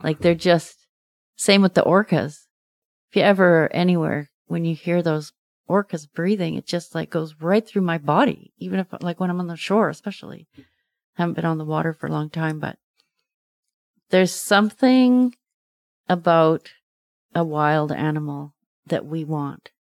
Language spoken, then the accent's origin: English; Windermere, British Columbia, Canada; I grew up in Windermere, and there was a lake, Lake Windermere